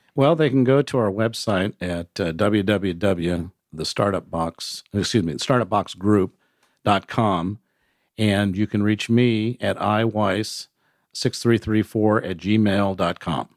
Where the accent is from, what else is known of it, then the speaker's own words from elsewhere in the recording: San Diego, California, United States; moved away as an adult; also born or lived in Nashville; now in Chattanooga, United States; I grew up in San Diego